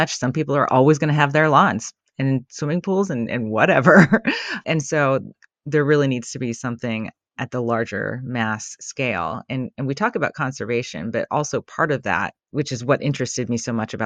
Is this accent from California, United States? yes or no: yes; California, United States; I grew up during a period of a long drought in California